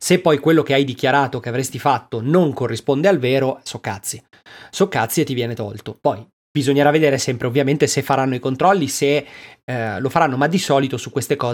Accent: Lombardy, Italy; Oh, sono del Bresciano, eh.

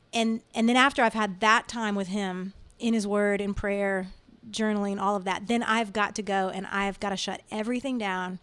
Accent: Virginia, United States; moved away as an adult; now in Nashville, United States; I grew up in the Washington, D C area, uh, actually in Virginia

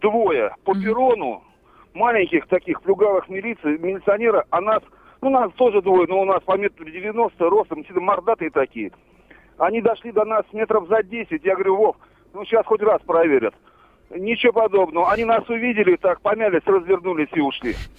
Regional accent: Volgograd, Volgograd Oblast, Russia; Мы с вами из Волгограда, два мордатых здоровых мужика.

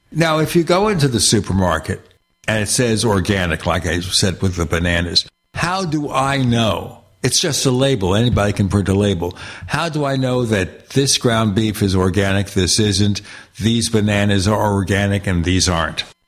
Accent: New York City, New York, United States; I grew up in Brooklyn, New York

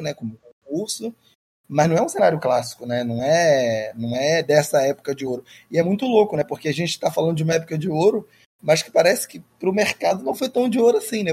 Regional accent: Xerém, Rio de Janeiro, Brazil; eu sou de Xerém, né? Eu não sou do, do Rio. Xerém é um terra do …

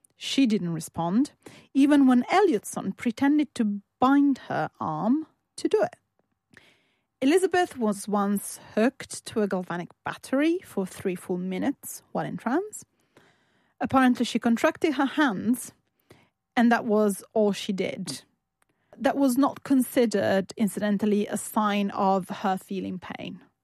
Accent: Turin, Piedmont, Italy; born or raised there

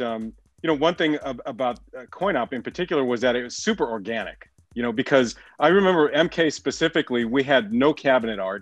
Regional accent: Chicago, Illinois, United States; I grew up in Chicago

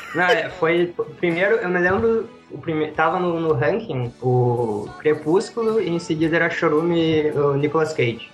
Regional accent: Santa Maria, Brazil; sou de Santa Maria

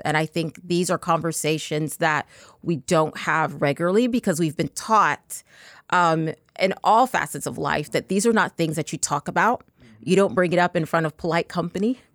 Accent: Texas, United States; I'm actually from Texas

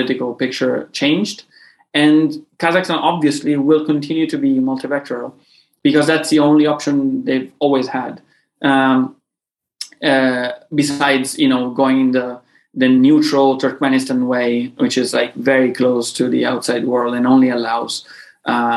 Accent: Sicily, Italy; I'm from Sicily

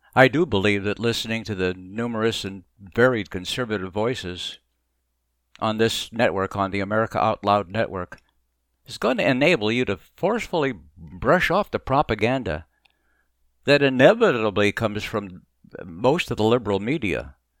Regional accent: Mesa, Arizona, United States; moved away as an adult; also born or lived in Boston, Massachusetts; now in Florida, United States; I grew up in Mesa, Arizona

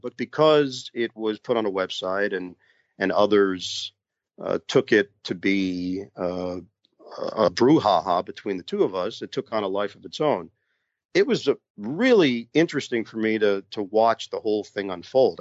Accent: New York, United States; New York, my hometown

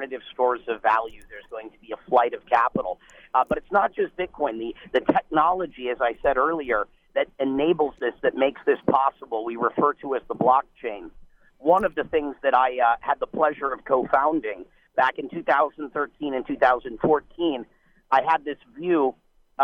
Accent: United States; as Americans

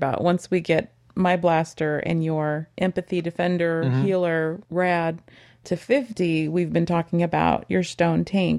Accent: Texas, United States; growing up in Texas, y'all works for me.

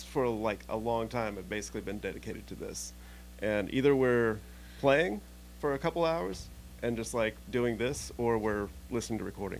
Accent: Indiana, United States; I think the rest of us are Indiana boys pretty much

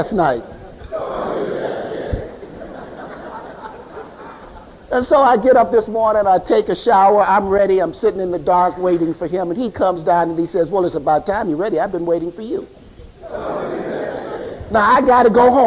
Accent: Chicago, Illinois, United States; I grew up in Chicago

